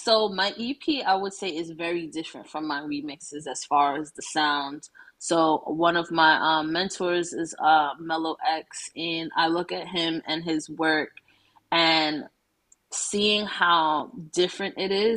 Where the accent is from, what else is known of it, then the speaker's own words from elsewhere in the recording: New York City, New York, United States; growing up in Brooklyn